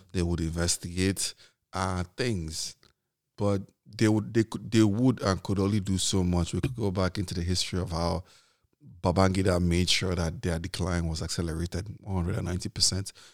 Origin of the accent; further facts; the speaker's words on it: Nigeria; I grew up in Nigeria during this period.